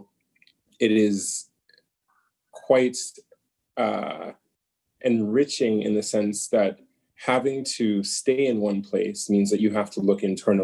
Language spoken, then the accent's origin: English; United States; being born and raised in the United States, but being very much a Nigerian in my upbringing